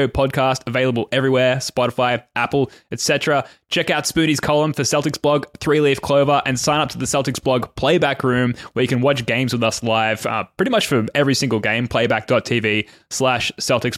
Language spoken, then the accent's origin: English; Australia; as a fellow Aussie